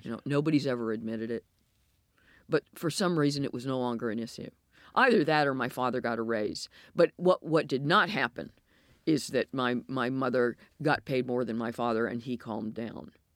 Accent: United States; accent: American; moved away as an adult; also born or lived in Belfast; now in United Kingdom; my American accent

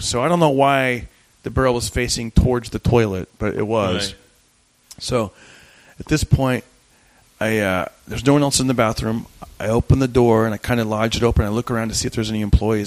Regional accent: Fresno, California, United States; Fresno, right, my hometown

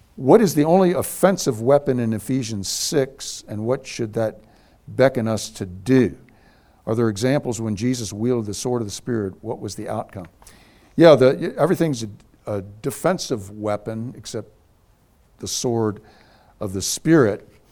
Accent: Scotland, United Kingdom; I'm a Scotsman.

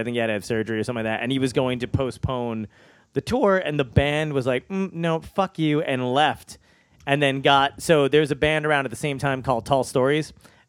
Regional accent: New Jersey, United States; also born or lived in Brooklyn / Arizona; I was born in Brooklyn. That's where I was born in Borough Park. And then from there, this is irrelevant. From there, we moved to Arizona then moved back to Brooklyn. And then I finally grew up in New Jersey.

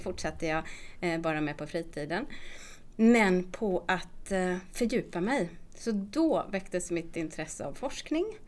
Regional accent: Småland, Sweden; accent: Småland dialect; also born or lived in Gothenburg, Sweden; now in Stockholm, Sweden; min dialekt. För den hörs nämligen precis när jag pratar att jag kommer från Småland

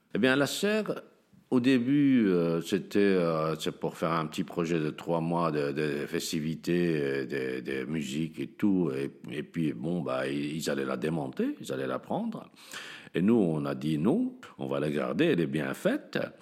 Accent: Tangier, Tanger-Tetouan-Al Hoceima, Morocco; now in Molenbeek, Belgium; je suis né à Tanger un beau jour de 1956

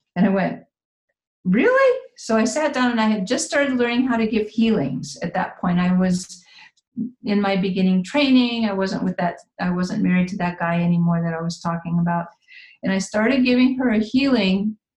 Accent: Midwest, United States; moved away; also born or lived in San Jose, California; I'm originally from the Midwest

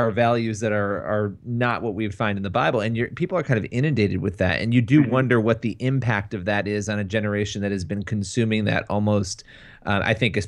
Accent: Rochester, New York, United States; moved away as an adult; I grew up in Rochester, and so I lived not far from that church probably, and also from Kodak

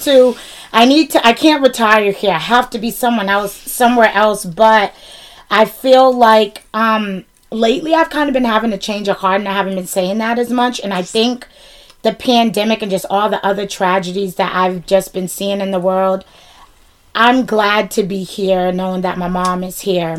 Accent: Boston, Massachusetts, United States; accent: Bostonian; my my Bostonian accent

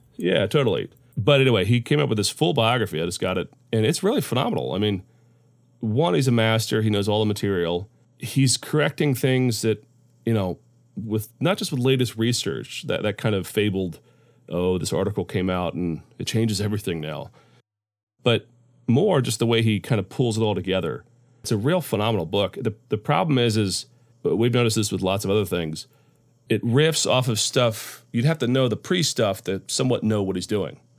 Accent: Central Florida, United States; moved away as an adult; also born or lived in Orlando, Florida; now in North Florida, United States; I grew up in Central Florida, so born in Orlando, grew up about an hour south of there.

